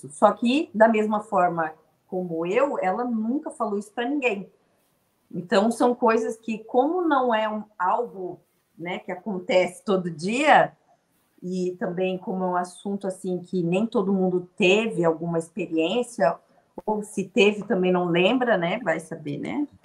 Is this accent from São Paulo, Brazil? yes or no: no; Rio Grande do Sul, Brazil; eu sou gaúcha, eu morei em Erechim. Foi em 97, 1997, eu tinha uns 9, 10 anos de idade.